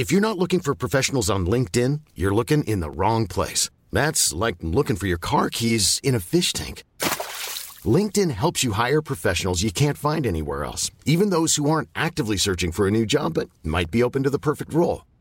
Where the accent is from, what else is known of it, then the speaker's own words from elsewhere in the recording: Bavaria, Germany; Ich komme aus